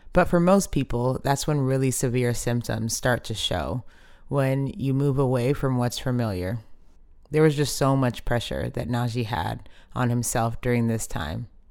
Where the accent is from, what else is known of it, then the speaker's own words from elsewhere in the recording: Dallas, Texas, United States; I grew up in Dallas, literally the home of America's team.